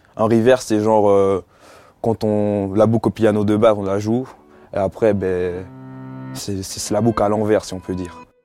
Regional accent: Étampes, Île-de-France, France; also born or lived in Martinique; Je prends des cours dans un conservatoire de musique dans ma ville à Étampes.

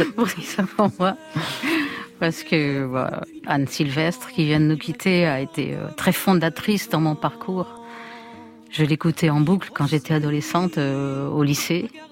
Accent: Lyon, Auvergne-Rhône-Alpes, France; je suis lyonnaise

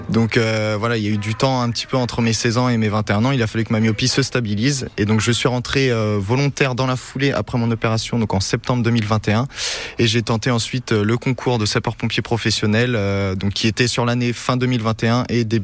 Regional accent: Pays de la Loire, France; moved away as an adult; now in Sarthe, France; D'où venez-vous euh, De la Loire-Atlantique

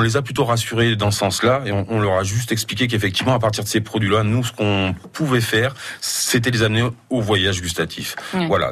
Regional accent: Auvergne-Rhône-Alpes, France; je suis auvergnat, mais j'ai beaucoup voyagé dans le monde

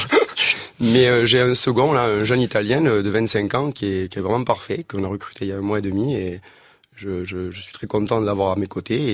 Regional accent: France; moi je suis français

